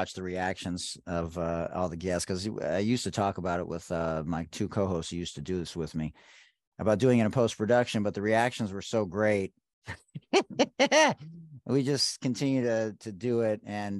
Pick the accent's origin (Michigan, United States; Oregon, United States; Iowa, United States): Michigan, United States; Detroit; I'm from Hockey Town